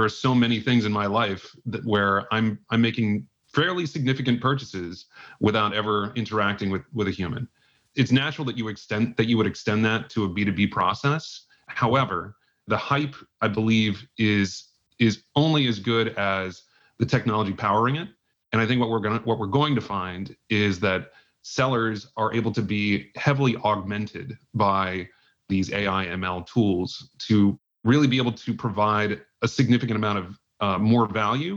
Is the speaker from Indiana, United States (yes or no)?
yes; Indianapolis, Indiana, United States; moved away as an adult; also born or lived in San Francisco; now in New York, United States; I'm a Midwesterner at heart. I live in New York. I grew up in Indianapolis